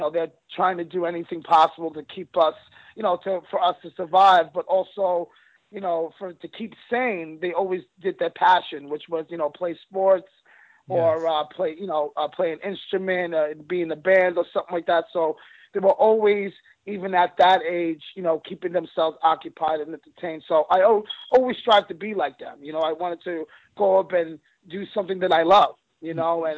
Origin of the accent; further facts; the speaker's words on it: Long Island, New York, United States; I grew up in Long Island, New York